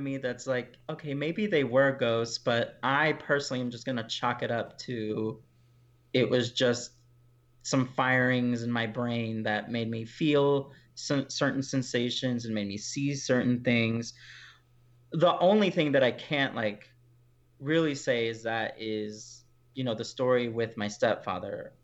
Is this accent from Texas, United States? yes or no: yes; Houston, Texas, United States; I'm from Houston, Texas. That's where I grew up